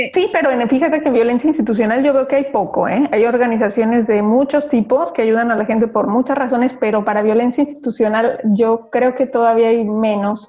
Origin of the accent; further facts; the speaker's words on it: Mexico; moved away as an adult; now in Belgium; como persona, como mexicana